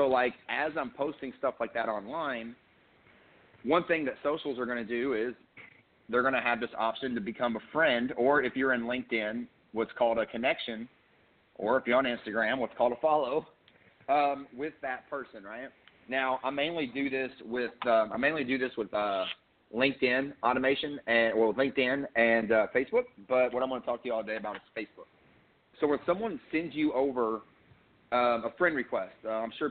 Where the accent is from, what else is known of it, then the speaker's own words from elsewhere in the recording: Eastern Kentucky, United States; now in Texas, United States; I grew up in Eastern Kentucky